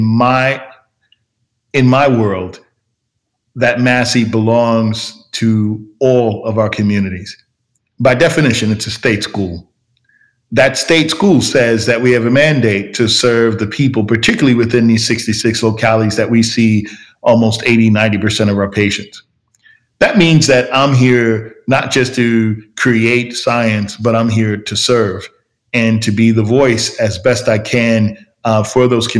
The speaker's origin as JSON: {"language": "English", "region": "New York", "country": "United States", "tie": "born or raised there", "moved": "yes", "lives_now": "Richmond, United States", "said": "I grew up in New York"}